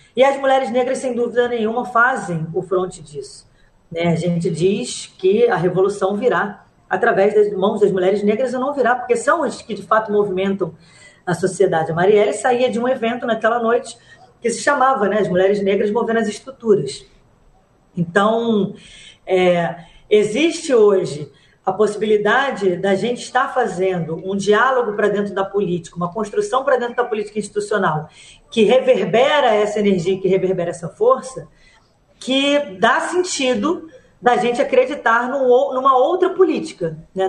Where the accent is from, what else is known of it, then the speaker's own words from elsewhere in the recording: Rio de Janeiro, Brazil; Eu fui criada na, na Maré